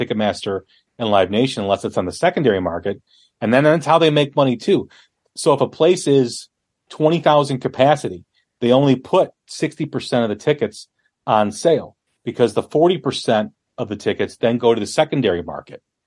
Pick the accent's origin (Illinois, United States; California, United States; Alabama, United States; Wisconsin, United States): Illinois, United States; Chicago; I'm from Chicago